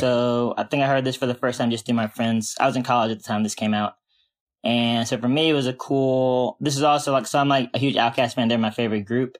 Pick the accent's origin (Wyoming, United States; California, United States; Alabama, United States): Alabama, United States; Montgomery; I'm from Montgomery, Alabama, which is also, like, a relatively small place.